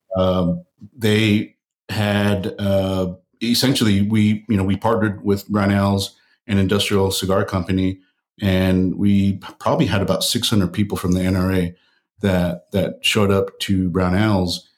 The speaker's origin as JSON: {"language": "English", "town": "El Paso", "region": "Texas", "country": "United States", "tie": "born or raised there", "said": "I grew up in El Paso, Texas"}